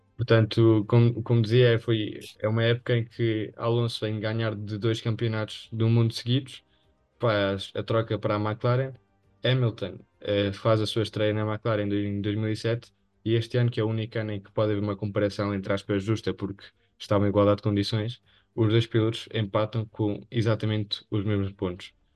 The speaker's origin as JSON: {"language": "Portuguese", "country": "Spain", "said": "aqueles que somos espanhóis"}